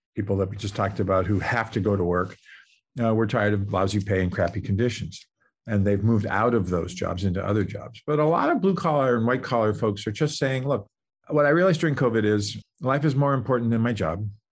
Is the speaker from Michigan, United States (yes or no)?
no; Boston, Massachusetts, United States; moved away as an adult; also born or lived in Cincinnati, Ohio; now in Silicon Valley, United States; I grew up in the Boston area